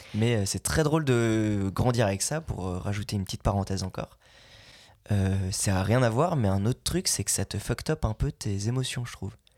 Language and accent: French; Belgium; moved away as an adult; now in France; Je viens de Belgique, j'ai fait 8 ans de doublage, maintenant j'habite ici.